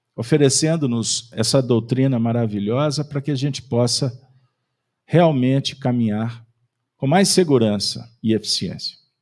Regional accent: Minas Gerais, Brazil; nós somos mineiros

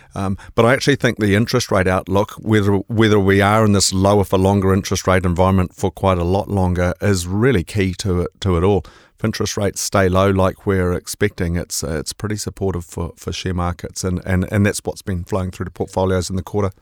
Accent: Auckland, New Zealand; also born or lived in Te Puke; my life's largely been in Auckland, so I, I, I claim to be from Tipuki, but I guess I better call myself an Aucklander

